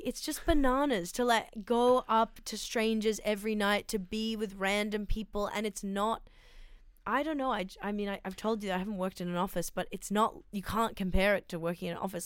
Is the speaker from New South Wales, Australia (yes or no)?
yes; Sydney, New South Wales, Australia; I grew up in Sydney in, um, s, a pla, in Strathfield